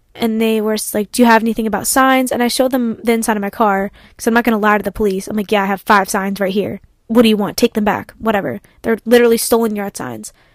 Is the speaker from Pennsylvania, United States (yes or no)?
yes; Ardmore, Pennsylvania, United States; I come from Kobe Bryant's old high school